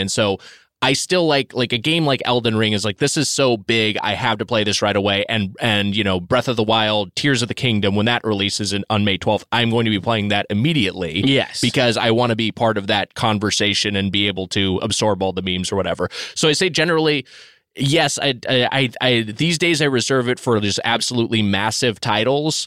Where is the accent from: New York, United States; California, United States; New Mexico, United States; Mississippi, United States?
California, United States; Southern; I grew up in Southern California